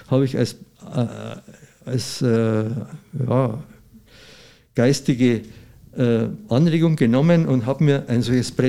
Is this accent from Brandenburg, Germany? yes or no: no; Bavaria, Germany; bei uns in Bayern gibt es ja da nichts